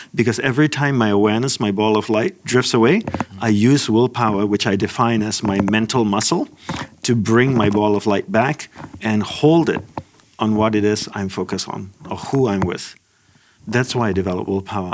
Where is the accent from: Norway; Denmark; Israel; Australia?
Australia; moved away as an adult; also born or lived in Malaysia / Hawaii / Los Angeles; I'm Sri Lankan of ancestry. I was born in Malaysia. My family moved to Australia